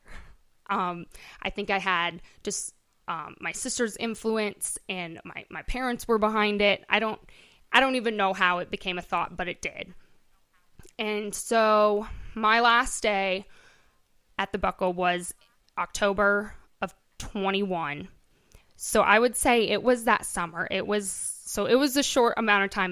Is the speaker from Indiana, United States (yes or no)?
no; Correctionville, Iowa, United States; born and raised here in Correctionville.